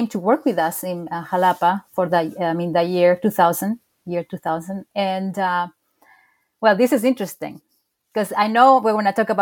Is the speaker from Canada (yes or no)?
no; Chile; also born or lived in Mexico; now in France; I'm from Chile